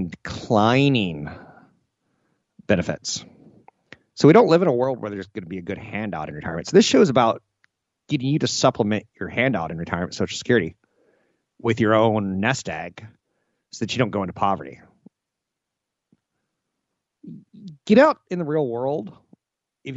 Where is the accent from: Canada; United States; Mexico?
United States; I was born Caucasian on a coast in the United States with an expectation to go to college